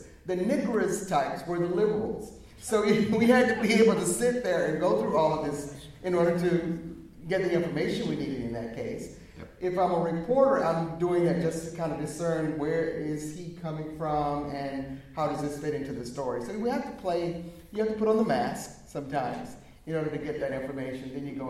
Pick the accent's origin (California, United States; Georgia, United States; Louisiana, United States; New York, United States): Georgia, United States; moved away; the way I can talk, because I'm from Georgia originally.